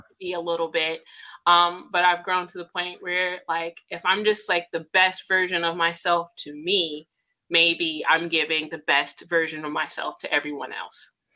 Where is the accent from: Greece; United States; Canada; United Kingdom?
United States; as an American descendant of slaves